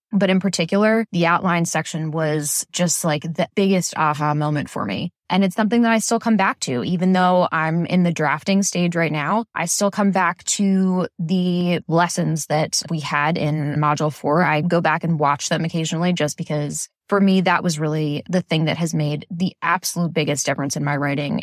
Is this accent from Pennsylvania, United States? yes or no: yes; Philadelphia, Pennsylvania, United States; I'm from Philadelphia on the East Coast